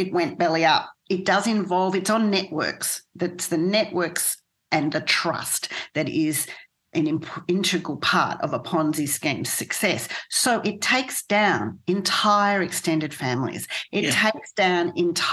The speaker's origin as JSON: {"language": "English", "region": "hometown in Victoria", "country": "Australia", "tie": "born or raised there", "said": "my hometown where I live"}